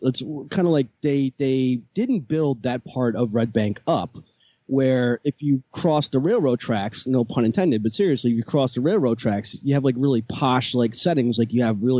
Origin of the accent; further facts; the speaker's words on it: Keansburg, New Jersey, United States; also born or lived in Freehold, New Jersey; my hometown is Kingsburg. Born and raised